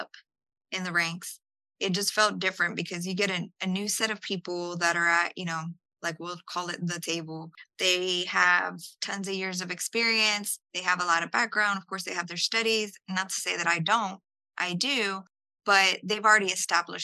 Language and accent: English; Houston, Texas, United States; first language English; also born or lived in San Salvador, El Salvador; my mom brought me over when I was a few months. And we came to Houston